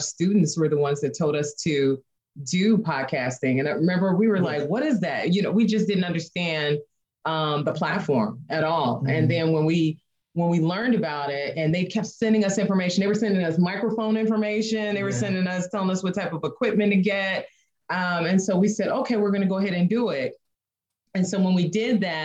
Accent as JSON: {"language": "English", "town": "Chicago", "region": "Illinois", "country": "United States", "moved": "as an adult", "lives_now": "Indiana, United States", "said": "we're from the Chicago area, but we left Chicago"}